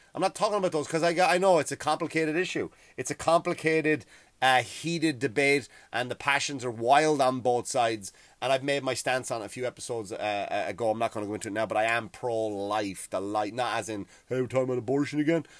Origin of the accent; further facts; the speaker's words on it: Ireland; moved away as an adult; now in United States; I used to grow up kind of, like, hating England because I was told to, right? You were told to hate England because what they did to Ireland.